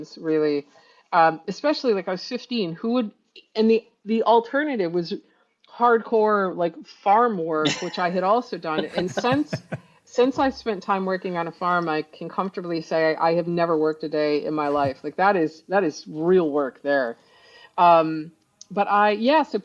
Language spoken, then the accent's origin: English; New York, United States; I speak fast because I'm from New York